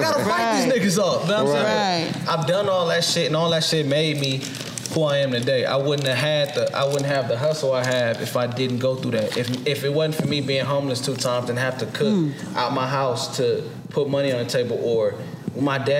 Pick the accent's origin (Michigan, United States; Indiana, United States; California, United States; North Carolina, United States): California, United States; Los Angeles; I'm from Watts.